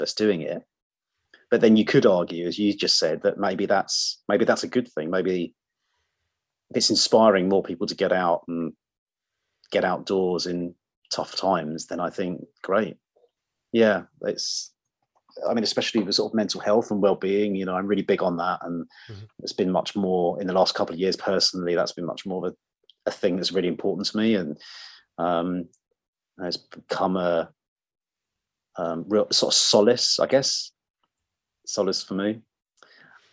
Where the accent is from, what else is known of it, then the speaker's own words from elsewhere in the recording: Surrey, South East England, United Kingdom; now in London, United Kingdom; I grew up in Surrey. That's where I grew up